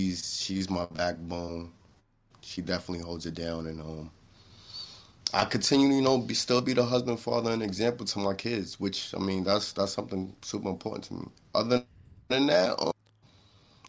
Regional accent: New York City, New York, United States; moved away; I was born and raised in New York City. Harlem to be exact.

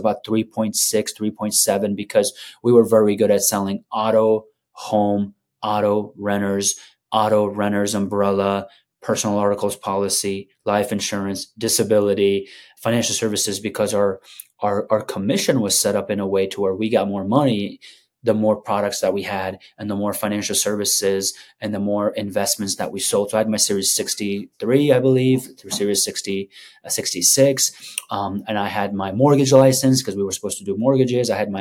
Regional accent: Afghanistan; moved away; I'm from Afghanistan.

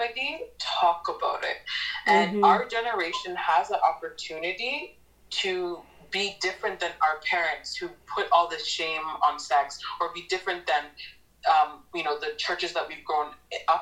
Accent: Newmarket, Ontario, Canada; I grew up in Newmarket, Ontario

